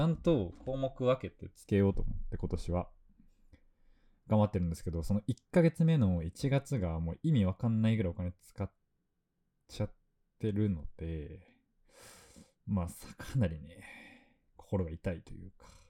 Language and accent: Japanese; Fukuoka, Japan; now in Tokyo, Japan; 僕地元が福岡なんですけど